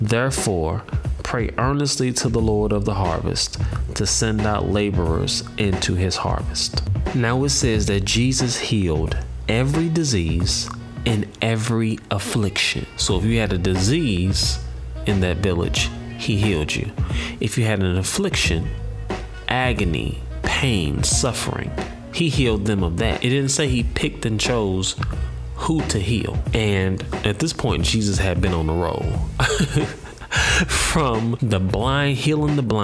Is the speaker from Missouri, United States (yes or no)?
yes; St. Louis, Missouri, United States; I'm from St. Louis